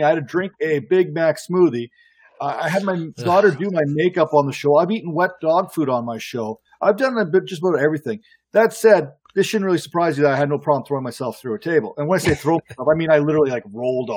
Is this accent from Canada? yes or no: yes; Canada; I'm Canadian.